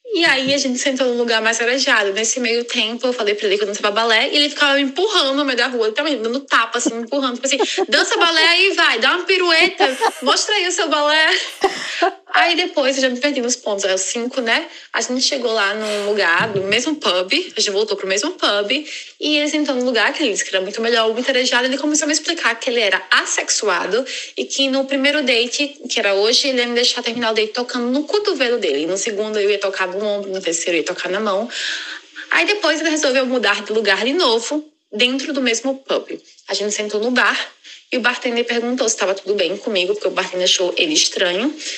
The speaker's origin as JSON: {"language": "Portuguese", "country": "Brazil", "moved": "yes", "lives_now": "London, United Kingdom", "said": "Como boa brasileira"}